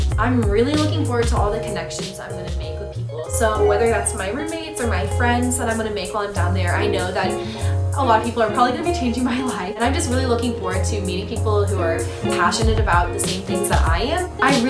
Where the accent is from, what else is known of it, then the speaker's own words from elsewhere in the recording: Atlanta, Georgia, United States; moved away as an adult; also born or lived in South Carolina; I'm originally from Atlanta, Georgia, and I go to school in South Carolina.